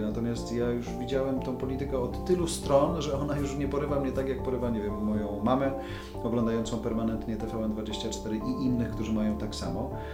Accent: Poland

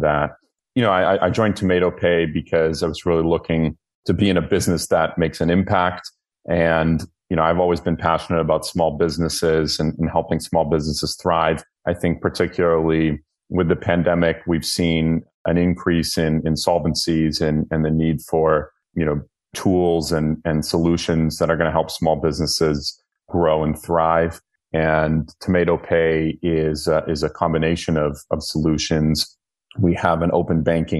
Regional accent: north of Boston, Massachusetts, United States; moved away as an adult; also born or lived in China / United Arab Emirates / Tel Aviv / Greece; now in United Kingdom; So I grew up in the United States, in Boston, a little bit north of Boston.

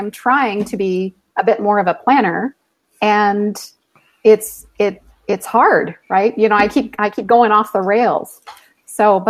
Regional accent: Texas, United States; moved away; I'm from Texas

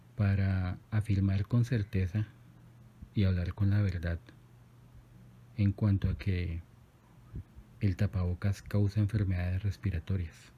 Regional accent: Colombia; mi país, Colombia

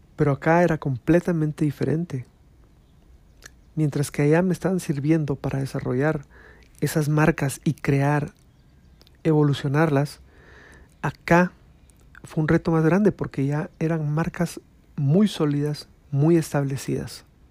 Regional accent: Guatemala

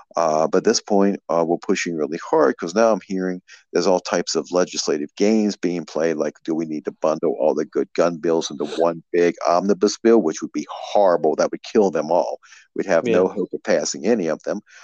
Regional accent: Maryland, United States; also born or lived in West Virginia; now in Virginia, United States; originally I'm from Maryland, and I've always stayed within about half an hour of of, of Harper's Ferry

